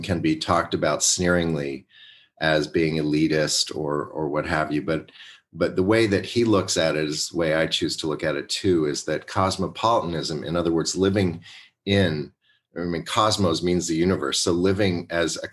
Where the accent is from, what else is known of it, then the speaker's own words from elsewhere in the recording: Westport, Connecticut, United States; I was growing up in Westport, Connecticut